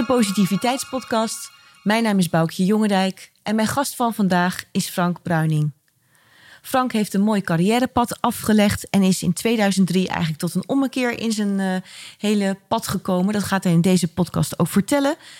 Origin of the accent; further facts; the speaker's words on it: Rotterdam, South Holland, Netherlands; ik ook in Rotterdam geboren